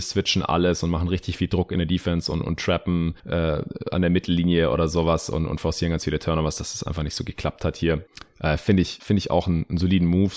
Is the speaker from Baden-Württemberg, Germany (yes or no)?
yes; Stuttgart, Baden-Württemberg, Germany; meine, meine Heimatstadt Stuttgart